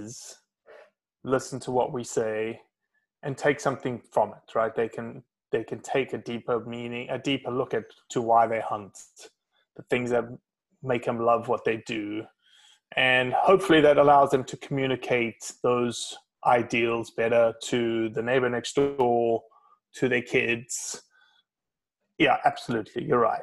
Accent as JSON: {"language": "English", "country": "South Africa", "moved": "as an adult", "lives_now": "United States", "said": "From a country where I came from, from South Africa, it's very strict gun controls, hardly any public land, lived in a city of 8.5 million people"}